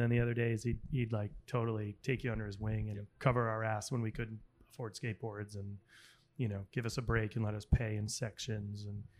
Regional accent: Rhode Island, United States; growing up in Rhode Island

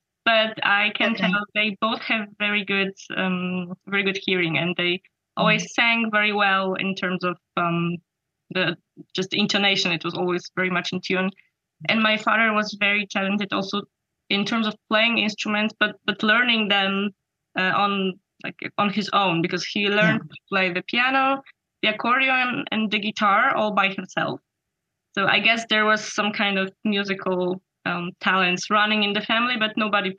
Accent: Radzyń Podlaski, Lublin Voivodeship, Poland; there was one very famous violinist, Karol Lipiński, who was born in my hometown, Radzyń Podlaski.

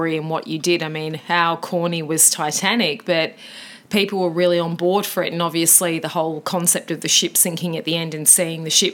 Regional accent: Australia; he was a compatriot of ours from Tasmania. Well, we're not from Tasmania

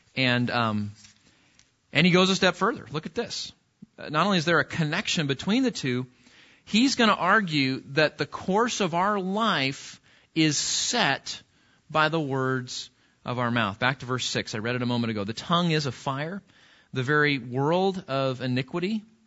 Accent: California, United States; now in Texas, United States; I'm from California

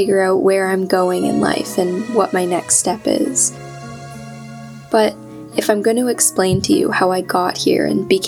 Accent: Georgetown, Ontario, Canada; born or raised there; moved away as an adult; now in Ottawa, Canada

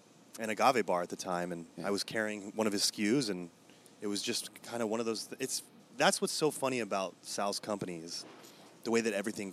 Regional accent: Napa, California, United States; moved away as an adult; now in Morelia, Mexico; I'm originally from Napa and came down here to be a part of this and hopefully be a part of the growth.

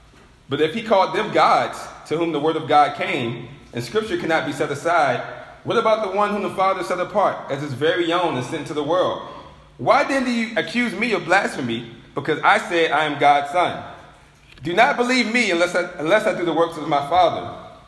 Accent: Richmond, United States; You know, I remember a long time ago, you know, I'm from Richmond.

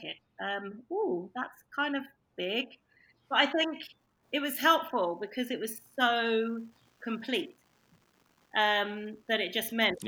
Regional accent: London, United Kingdom; moved away as an adult; now in Norfolk, United Kingdom; I'm a Londoner

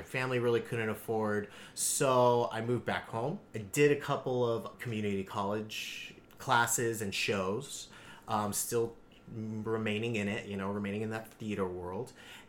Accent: San Jose, California, United States; San Jose.

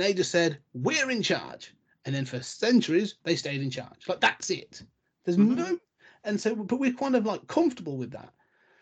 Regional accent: England, United Kingdom; we as the English

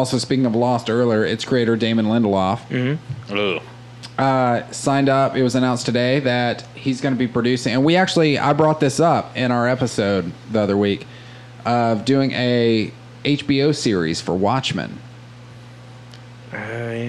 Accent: the South, United States; And I grew up in the South

